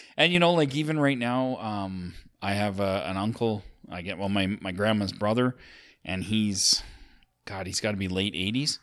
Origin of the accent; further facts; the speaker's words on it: Sylvan Lake, Alberta, Canada; we grew up in Sylvan Lake